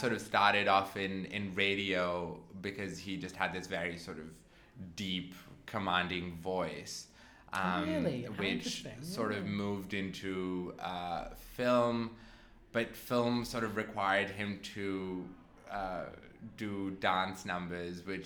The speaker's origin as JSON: {"language": "English", "country": "Pakistan", "tie": "born or raised there", "also_born_or_lived": "Canberra, Australia", "moved": "as an adult", "lives_now": "Australia", "said": "I'm originally from Pakistan"}